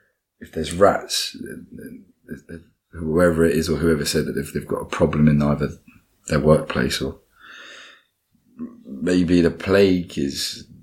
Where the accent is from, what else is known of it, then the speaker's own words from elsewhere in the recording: High Barnet, London, United Kingdom; High Barnet. It's North London. Not the East.